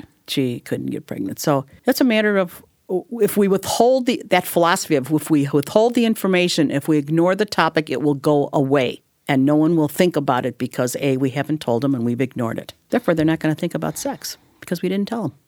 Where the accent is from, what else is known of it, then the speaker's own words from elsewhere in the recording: Illinois, United States; I'm from Illinois